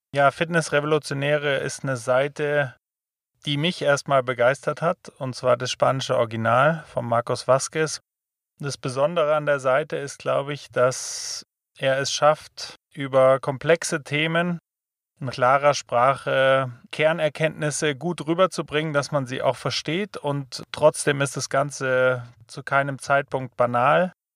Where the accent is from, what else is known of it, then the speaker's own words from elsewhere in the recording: Germany; wir als Deutsche